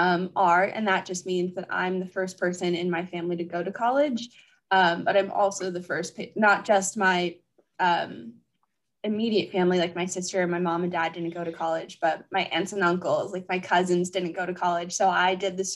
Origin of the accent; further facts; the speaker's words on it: Anaheim, California, United States; moved away as an adult; now in Pennsylvania, United States; I'm originally from Anaheim, California